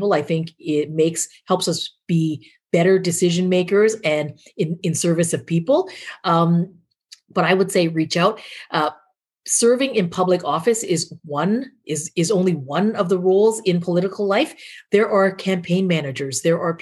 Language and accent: English; Canada; I have not been as proud as I am as a Canadian